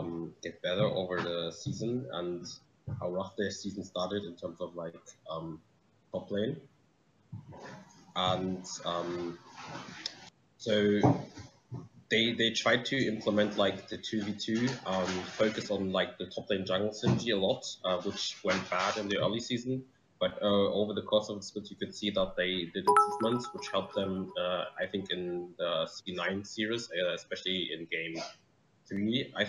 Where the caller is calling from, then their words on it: Dortmund, North Rhine-Westphalia, Germany; I'm calling from Dortmund in Germany.